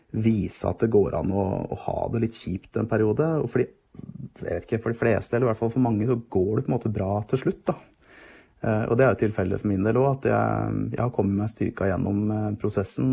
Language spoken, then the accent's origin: Norwegian; just outside Hamar, Innlandet, Norway; also born or lived in Gjøvik; jeg har vokst opp eh, rett utenfor Hamar, eh, men har også bodd noen år på Gjøvik